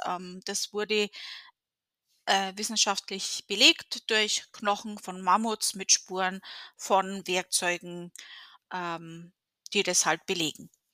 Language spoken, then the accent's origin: German; Germany; in der Gegend, wo ich aufgewachsen bin